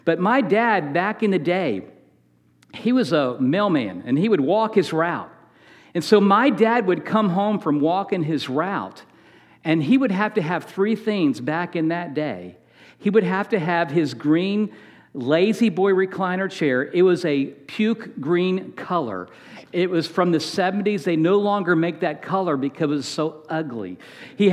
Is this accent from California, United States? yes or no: no; Manassas, Virginia, United States; We grew up in Manassas, Virginia